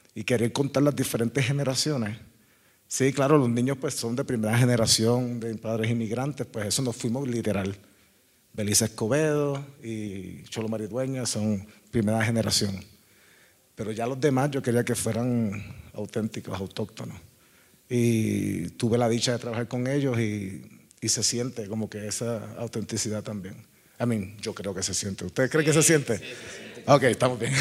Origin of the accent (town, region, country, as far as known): Caguas, Puerto Rico; born or raised there